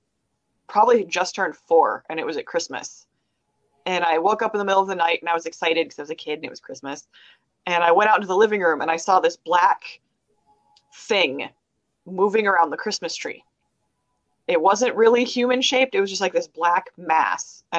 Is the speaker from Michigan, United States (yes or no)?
yes; Kalamazoo, Michigan, United States; also born or lived in Portage, Michigan; I was born in Kalamazoo. I grew up between Kalamazoo and Portage